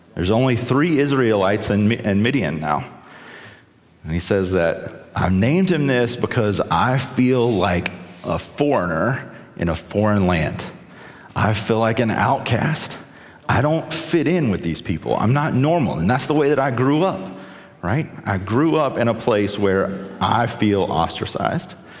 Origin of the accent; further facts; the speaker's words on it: South Carolina, United States; I'm from South Carolina